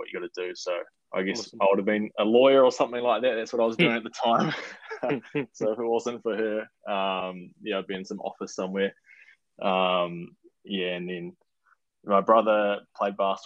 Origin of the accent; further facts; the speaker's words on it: Christchurch, Canterbury, New Zealand; I grew up in Christchurch.